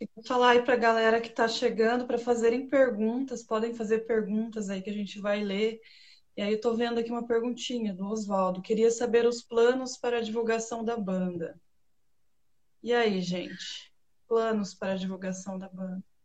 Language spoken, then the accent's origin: Portuguese; Italy; como boa italiana